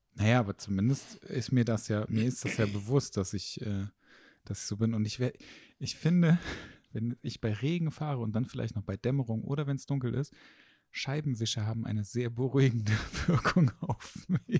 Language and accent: German; Haan, North Rhine-Westphalia, Germany; also born or lived in Düsseldorf; Also ich komme ja aus Hahn. Und Hahn sind so 30.000 Einwohner.